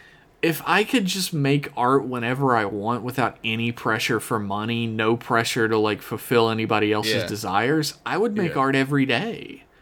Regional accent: the South, United States; I grew up in the South, is that if people were given the chance in the South to do almost anything, I feel like we would have so many farms.

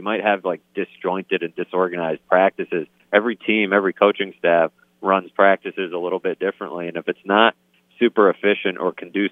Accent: Massachusetts, United States; I grew up in Massachusetts

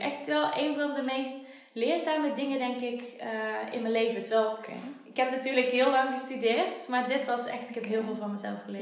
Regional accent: Schijndel, North Brabant, Netherlands; Ik ben ook na mijn loopbaancoach traject verhuisd, terug naar waar ik vandaan kom, naar Schijndel.

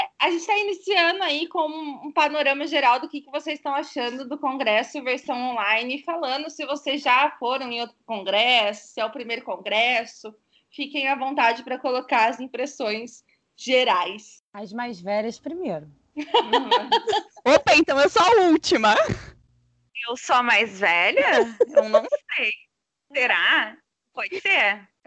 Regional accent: Santa Maria, Rio Grande do Sul, Brazil; Sou de Santa Maria

